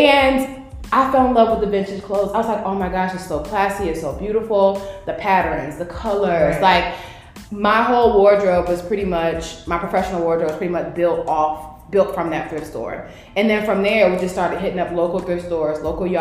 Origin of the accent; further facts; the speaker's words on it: Norfolk, Virginia, United States; also born or lived in Richmond, Virginia; I'm originally from Norfolk